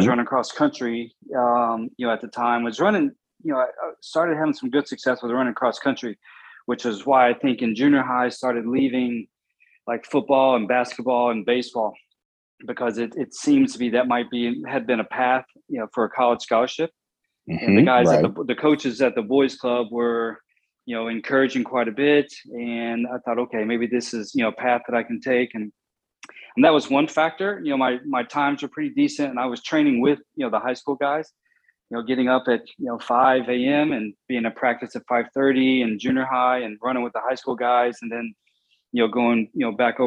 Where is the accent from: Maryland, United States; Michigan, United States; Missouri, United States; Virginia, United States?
Virginia, United States; Bristol; I grew up in Bristol, Virginia, which is in the southwest corner